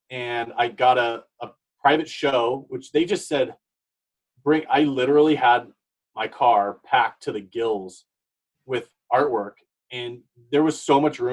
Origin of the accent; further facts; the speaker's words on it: United States; I grew up in this area.